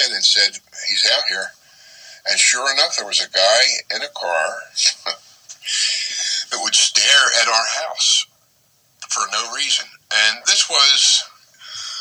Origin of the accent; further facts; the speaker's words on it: Collingswood, New Jersey, United States; moved away as an adult; also born or lived in Haddon Heights, New Jersey / Haddonfield, New Jersey / Houston, Texas; I was born in Collingswood. My parents moved to Haddon Heights until I was 7. Then we moved to Haddonfield until I was 11